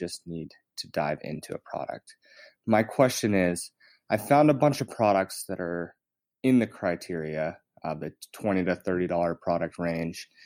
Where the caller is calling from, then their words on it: Jackson, Wyoming, United States; I'm tuning in from Jackson, Wyoming.